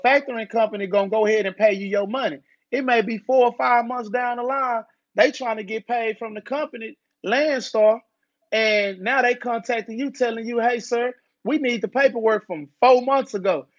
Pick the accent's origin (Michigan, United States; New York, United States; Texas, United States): Texas, United States; Dallas; I'm from Dallas, Texas. I'm from Oak Cliff. Uh, I grew up in the hood.